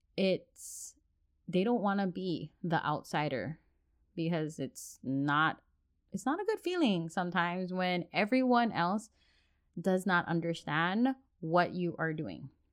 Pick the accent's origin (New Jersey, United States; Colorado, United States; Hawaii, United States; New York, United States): Hawaii, United States; Oahu; moved away as an adult; now in Washington State, United States; mixed plate all together from Hawaii, born and raised, and now living on the mainland in Washington State.